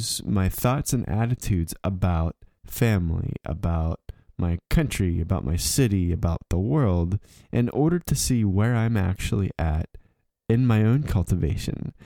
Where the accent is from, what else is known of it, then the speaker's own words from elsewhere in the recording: southwestern Pennsylvania, United States; moved away as an adult; also born or lived in Germany; my southwestern Pennsylvania experience was an echo of three or four generations past